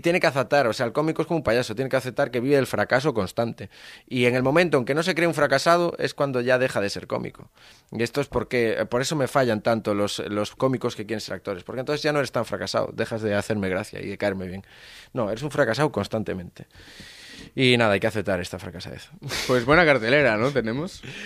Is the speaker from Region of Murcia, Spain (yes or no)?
no; Galicia, Spain; yo soy gallego